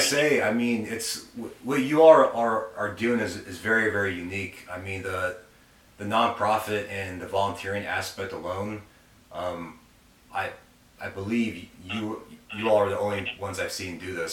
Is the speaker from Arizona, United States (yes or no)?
yes; Arizona, United States; moved away as an adult; now in Alabama, United States; we're originally from Arizona and we moved out here to Alabama uh, almost a year ago.